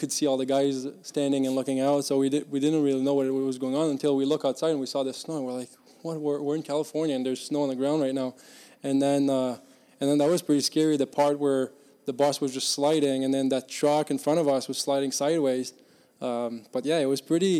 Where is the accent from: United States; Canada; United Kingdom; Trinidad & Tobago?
Canada; Victoriaville, Quebec; moved away; I grew up in Victoriaville where there's a Q team